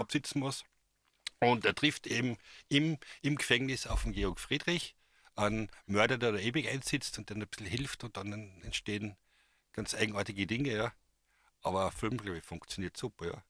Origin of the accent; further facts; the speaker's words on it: a village in Carinthia, Austria; ich bin in, einem Dorf in Kärnten aufgewachsen